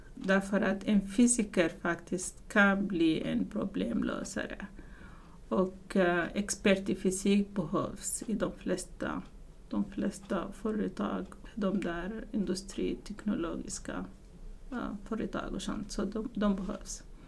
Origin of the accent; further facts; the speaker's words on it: Sudan; Swedish is a second language; moved away as an adult; now in Sweden; jag kommer inte från Sverige i början, utan jag kommer från Sudan som ligger i Afrika